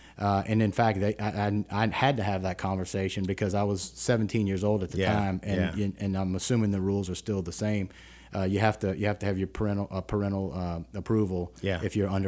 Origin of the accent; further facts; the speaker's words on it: West Baton Rouge, Louisiana, United States; So I'm originally from the area. I grew up in West Baton Rouge in large part.